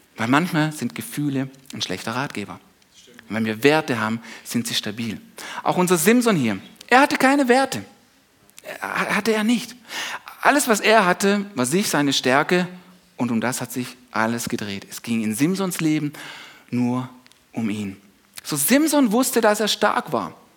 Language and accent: German; Germany; wir als Deutsche